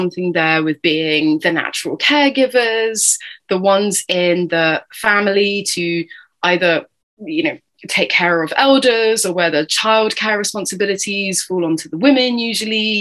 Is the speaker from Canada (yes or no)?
no; United Kingdom; accent: British; I'm obviously tuning in from the other side of the pond here with my British accent